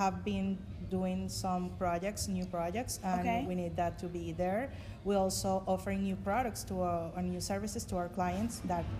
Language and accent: English; Venezuela; English is a second language; moved away; Because I'm original from Venezuela